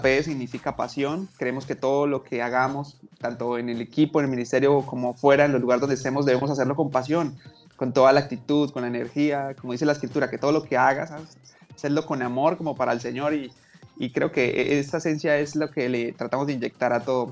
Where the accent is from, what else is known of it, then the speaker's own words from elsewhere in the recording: Bucaramanga, Santander, Colombia; soy de Bucaramanga soy de Bucaramanga